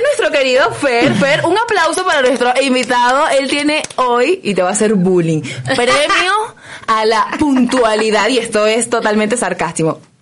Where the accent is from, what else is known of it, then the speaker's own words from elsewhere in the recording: Caracas, Capital District, Venezuela; soy caraqueña, entonces claro que hay diferencias un poquito allí en el léxico